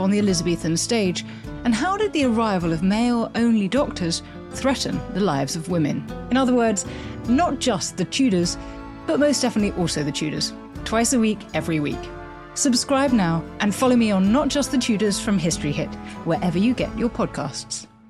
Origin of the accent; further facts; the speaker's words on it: United States; as an American